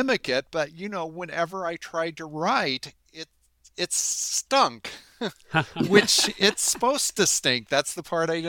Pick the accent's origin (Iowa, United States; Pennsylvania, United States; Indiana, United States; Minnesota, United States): Indiana, United States; Terre Haute; I grew up in Terre Haute, Indiana, which is a union's town, coal mining town, or was, which began to decline after World War II.